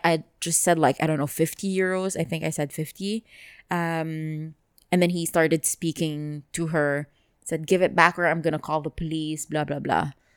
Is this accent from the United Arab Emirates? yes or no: yes; Dubai, United Arab Emirates; I grew up here